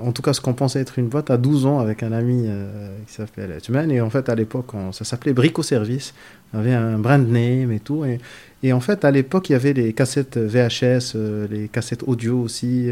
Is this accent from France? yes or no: no; Casablanca, Casablanca-Settat, Morocco; Je suis né à Casa, j'ai grandi à Casa, j'habite à Casa.